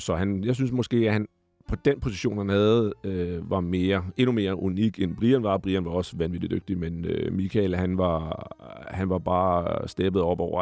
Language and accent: Danish; Glostrup, Capital Region of Denmark, Denmark; also born or lived in Ballerup; så er jeg jo født i Glostrup. Jeg er jo Vestegns-dreng, øh, opvokset i nogle år i Ballerup også